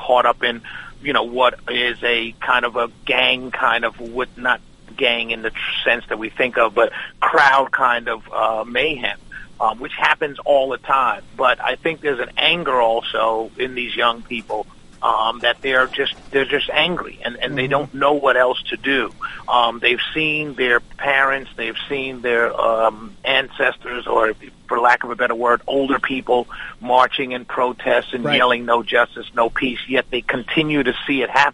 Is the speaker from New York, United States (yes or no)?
yes; New York, United States; we're originally from New York, raised in a real strict West Indian family